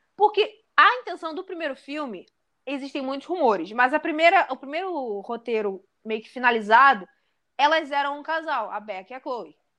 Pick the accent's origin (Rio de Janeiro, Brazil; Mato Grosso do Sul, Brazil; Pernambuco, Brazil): Rio de Janeiro, Brazil; Bangu é o meu bairro aqui do Rio, subúrbio, eu não esqueço que eu sou de Bangu